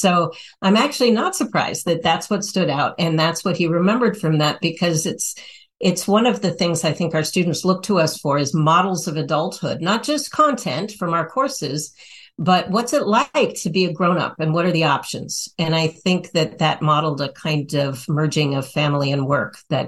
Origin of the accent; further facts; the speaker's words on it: Nepal; born there; I did my fieldwork in Nepal, and I was born in Nepal, actually, too.